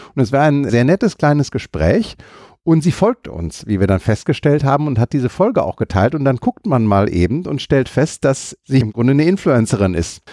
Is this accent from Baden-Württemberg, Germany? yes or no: no; Düsseldorf, North Rhine-Westphalia, Germany; als Düsseldorfer